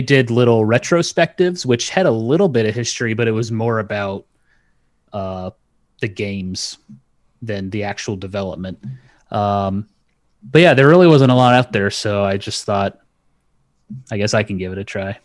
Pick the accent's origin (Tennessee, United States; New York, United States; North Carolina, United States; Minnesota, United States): North Carolina, United States; also born or lived in Okinawa, Japan; I grew up in North Carolina